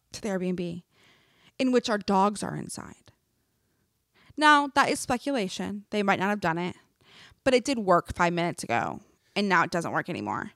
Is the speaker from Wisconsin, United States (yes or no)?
yes; Wisconsin, United States; moved away; I'm from Wisconsin